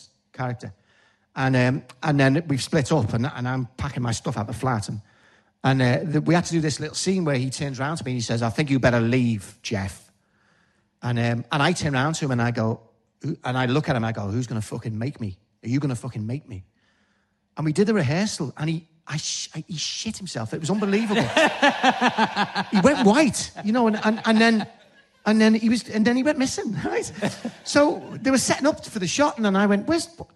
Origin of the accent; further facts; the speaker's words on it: Liverpool, North West England, United Kingdom; accent: Scouse; my own accent? And they went, yeah. And it's just something about, you know, the Scouse thing